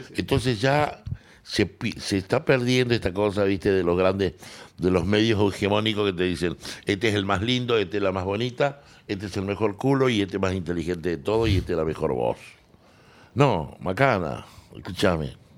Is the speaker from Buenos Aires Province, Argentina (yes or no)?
no; Salta, Argentina; moved away as an adult; also born or lived in Córdoba; Y ahí yo era salteño, soy salteño